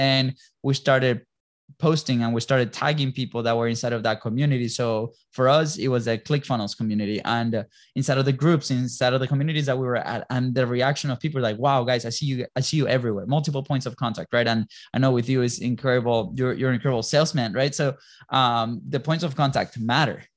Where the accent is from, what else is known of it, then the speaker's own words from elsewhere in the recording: Venezuela; moved away; also born or lived in Europe / Jacksonville, Florida; we're originally from Venezuela